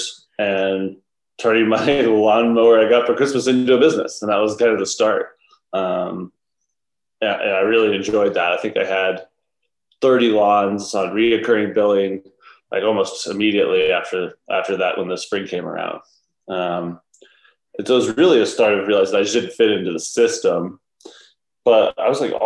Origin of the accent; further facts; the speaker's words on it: Georgia, United States; now in Utah, United States; I grew up in Georgia.